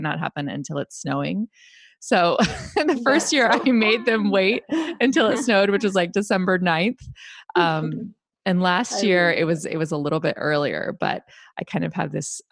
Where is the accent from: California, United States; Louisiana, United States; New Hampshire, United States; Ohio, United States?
Ohio, United States; Northeastern; now in New York, United States; as a child, I grew up in Northeastern Ohio where there was a lot of snow